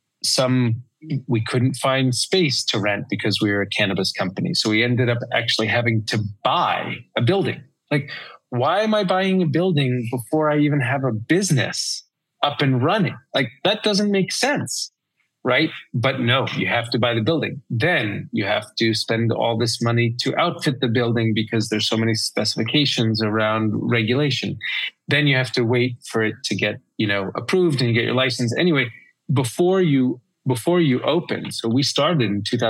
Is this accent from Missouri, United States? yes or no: no; New York, United States; moved away as an adult; also born or lived in London; now in Colorado, United States; I'm from New York. I lived in London already for a while